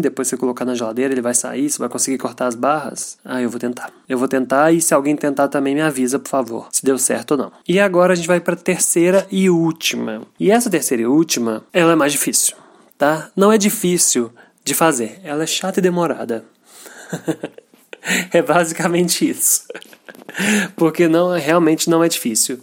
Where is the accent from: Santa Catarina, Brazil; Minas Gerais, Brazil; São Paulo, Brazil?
Minas Gerais, Brazil; Eu sou de Minas